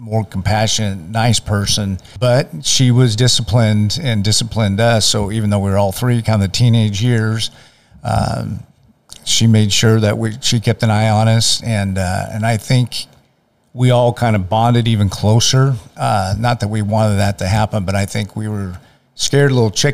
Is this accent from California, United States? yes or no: yes; Manteca, California, United States; also born or lived in Tracy, California; from Manteca. I've lived here since basically I was born in Tracy, California